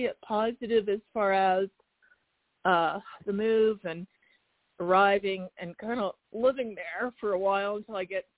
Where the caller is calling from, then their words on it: Arizona, United States; … from Arizona.